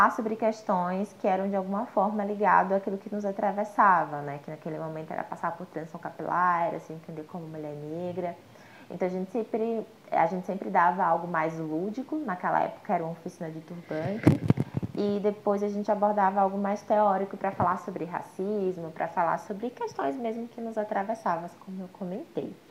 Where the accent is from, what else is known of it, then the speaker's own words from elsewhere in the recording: Aracaju, Sergipe, Brazil; moved away as an adult; Então, eu sou de lá da Zona Norte, morei entre o Tamandaré e a Soledade basicamente até os meus 24 anos aí de vida, até quando eu me mudei é, eh, para outra cidade, né, quando eu saí de Aracaju.